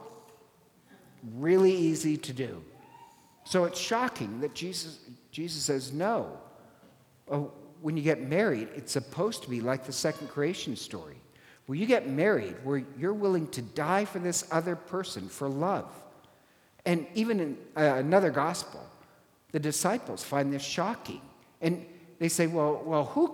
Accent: Ireland; I'm Irish

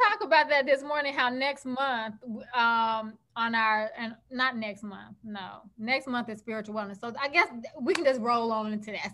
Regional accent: Chicago, Illinois, United States; I grew up in Chicago

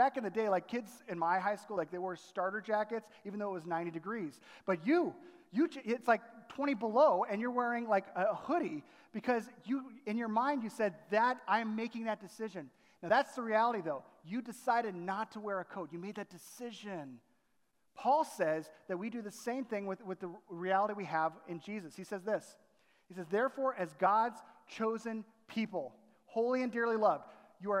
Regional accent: Southern California, United States; moved away as an adult; also born or lived in Chicago area; growing up in Southern California

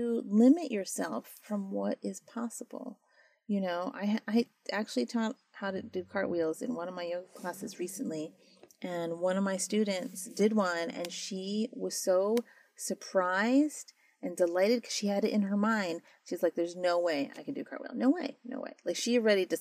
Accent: United States; I was born and raised here

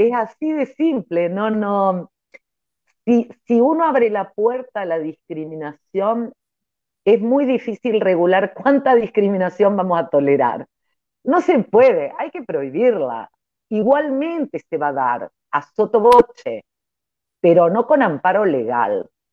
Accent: Córdoba, Argentina; now in Trelew, Argentina; yo soy cordobesa

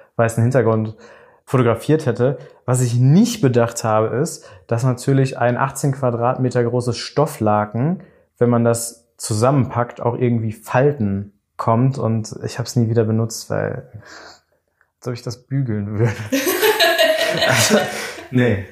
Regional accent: Bielefeld, North Rhine-Westphalia, Germany; now in Düsseldorf, Germany; ich komme eigentlich aus Bielefeld.

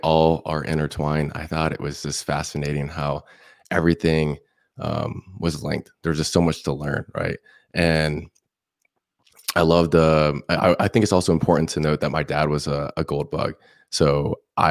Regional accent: Indian Rocks Beach, Florida, United States; I'm from Indian Rocks Beach, Florida. It's about 30 minutes south from Tampa. And I was born and raised there my whole life

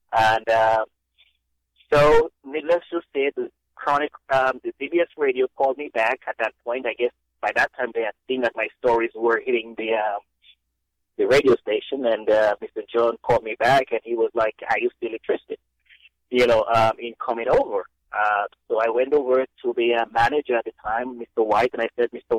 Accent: Dominica; moved away as an adult; now in United States; growing up in Dominica

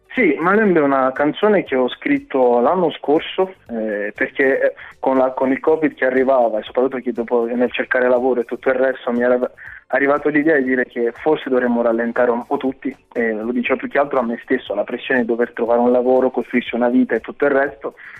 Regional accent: Lanciano, Abruzzo, Italy; also born or lived in Democratic Republic of the Congo; now in Benevento, Italy; io sono cresciuto in Italia, sono venuto qui quando ero piccolo e mm. sono cresciuto a Lanciano precisamente

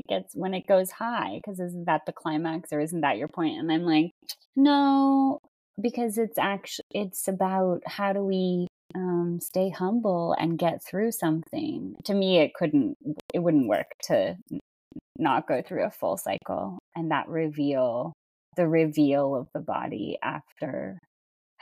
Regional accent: United States; as an American artist

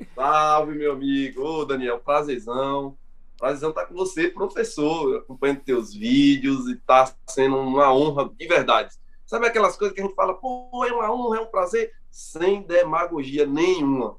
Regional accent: Brazil; nós somos brasileiros, aqui já tem uma miscigenação grande

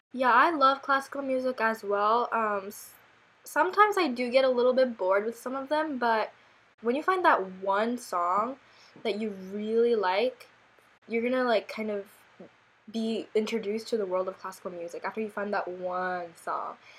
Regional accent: South Korea; moved away; we grew up in Korea.

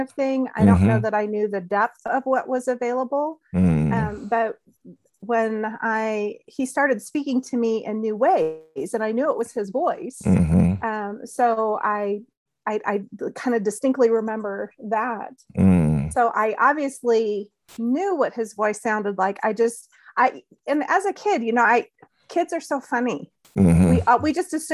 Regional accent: New Mexico, United States; And I grew up in New Mexico, and I grew up in the Nazarene church.

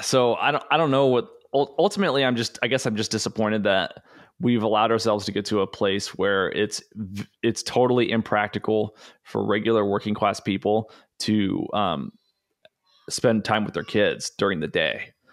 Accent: United States; growing up in the United States in public education

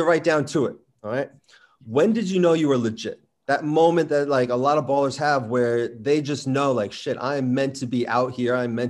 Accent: New Jersey, United States; So I'm from Jersey.

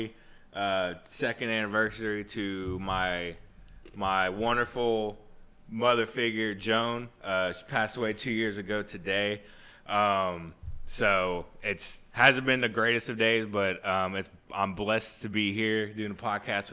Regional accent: Houston, Texas, United States; we're both from Houston

